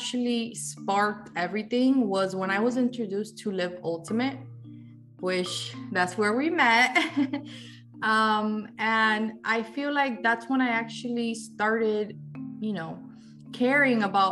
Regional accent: Miami, Florida, United States; also born or lived in Havana, Cuba; I was born in Cuba, in Havana, the capital. But I arrived here in Miami when I was 8 years old. So I've been, I guess, pretty much raised here in Miami

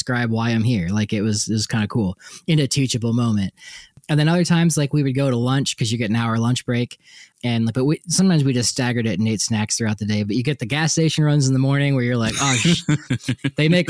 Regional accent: East Coast, United States; moved away; I grew up in the East Coast

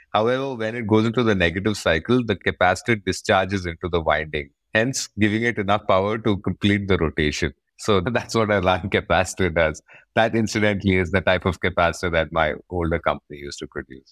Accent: Bangalore, Karnataka, India; I'm from Bangalore.

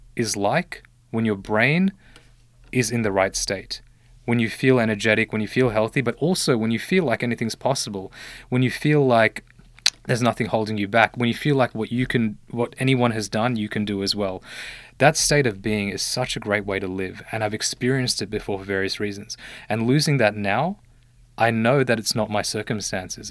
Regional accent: Australia; also born or lived in Sri Lanka; I was born in Sri Lanka, uh, but I came to Australia when I was one year old.

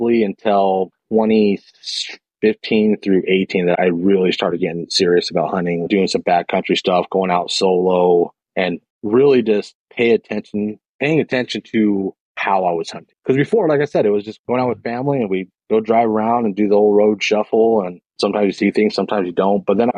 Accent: Salt Lake City, Utah, United States; I grew up in Salt Lake City, in the sub-neighborhood of Rose Park

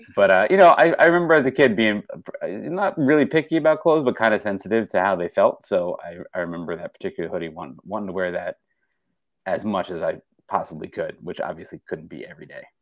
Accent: west of Philadelphia, Pennsylvania, United States; moved away as an adult; now in Silver Spring, Maryland, United States; I grew up um, west of Philadelphia

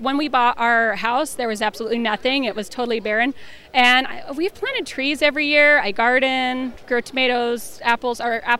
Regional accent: Blackfoot, Idaho, United States; I'm from Blackfoot, Idaho.

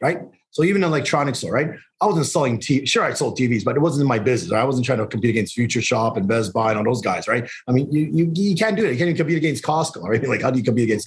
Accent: Calgary, Alberta, Canada; moved away as an adult; also born or lived in Montreal, Canada; now in Toronto, Canada; born in Montreal, grew up in Calgary, moved out in Toronto back in 94.

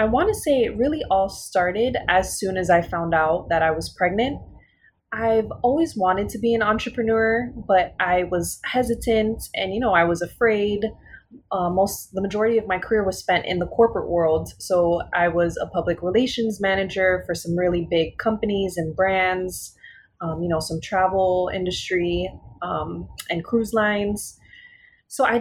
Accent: Miami, Florida, United States; growing up in Miami, most of my life

